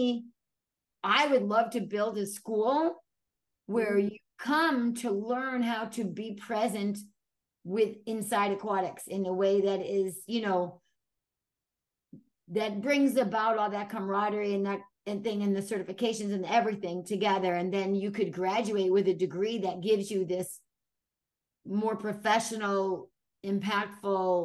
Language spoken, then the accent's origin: English; Brooklyn, New York, United States; my childhood growing up in Brooklyn